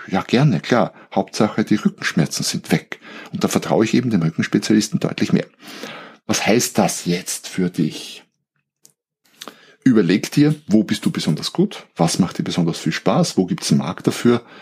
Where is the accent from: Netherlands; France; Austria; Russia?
Austria; also born or lived in Germany; Also so als, als Österreicher, wir haben ja unsere Grauzonen.